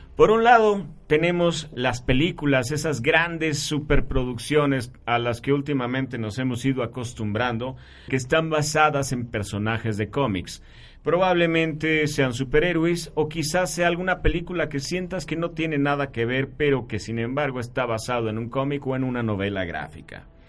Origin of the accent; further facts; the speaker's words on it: Mexico; somos mexicanos